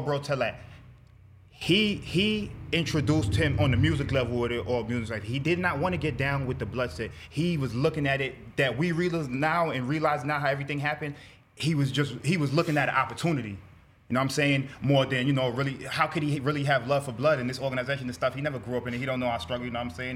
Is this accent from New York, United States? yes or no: yes; New York City, New York, United States; I'm from Brooklyn, Bedford Stuyvesant part of Brooklyn